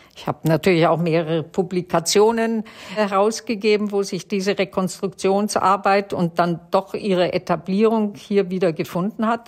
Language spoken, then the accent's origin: German; Germany; Wir waren ja im Displaced Persons Lager aufgewachsen